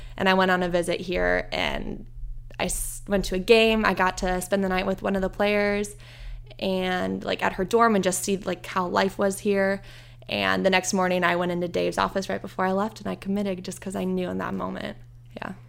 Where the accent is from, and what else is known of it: Iowa, United States; born or raised there; moved away as an adult; now in Indiana, United States